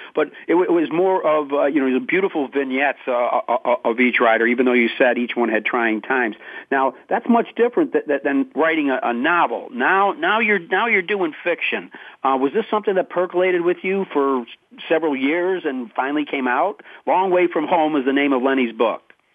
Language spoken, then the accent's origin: English; Syracuse, New York, United States; I grew up in Syracuse